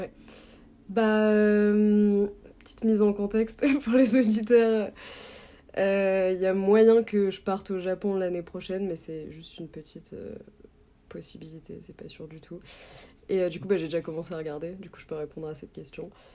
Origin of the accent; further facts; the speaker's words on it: Aix-en-Provence, Provence-Alpes-Côte d'Azur, France; moved away as an adult; now in Canada; j'ai grandi à Aix-en-Provence.